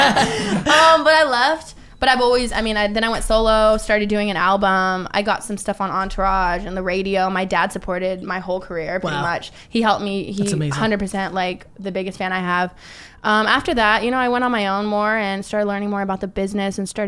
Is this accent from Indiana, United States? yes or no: no; Sacramento and Los Angeles, California, United States; I grew up in Sacramento and LA, split up home